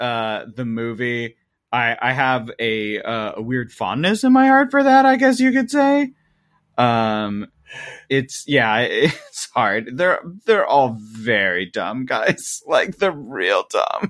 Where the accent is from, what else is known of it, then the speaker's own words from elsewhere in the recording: Midwest, United States; I'm from the Midwest